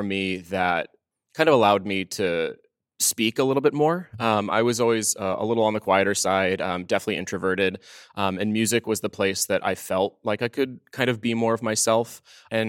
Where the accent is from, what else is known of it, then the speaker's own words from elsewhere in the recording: New England, United States; moved away; I'm from New England originally